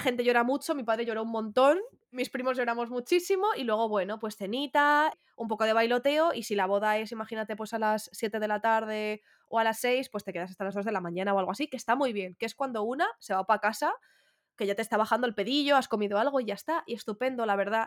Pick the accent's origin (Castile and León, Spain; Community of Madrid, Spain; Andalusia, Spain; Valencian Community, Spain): Community of Madrid, Spain; Getafe; con todo mi orgullo, ¿eh? que soy de Getafe